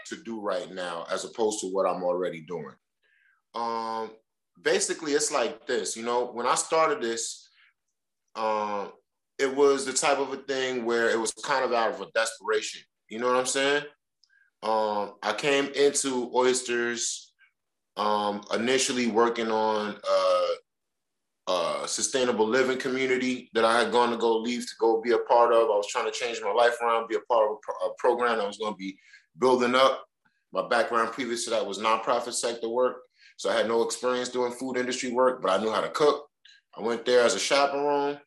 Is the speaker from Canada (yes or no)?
no; New York City, New York, United States; my mom's neighborhood where I grew up at is always home base